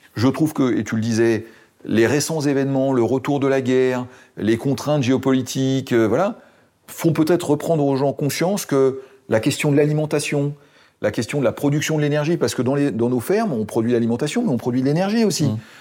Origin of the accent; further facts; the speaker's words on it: Seine-et-Marne, Île-de-France, France; chez moi en Seine-et-Marne